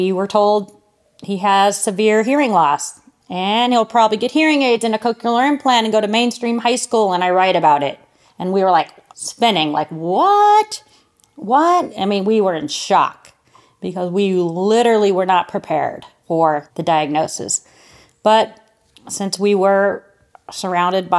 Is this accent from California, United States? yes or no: yes; California, United States; moved away; also born or lived in Cleveland, Ohio; I'm Californian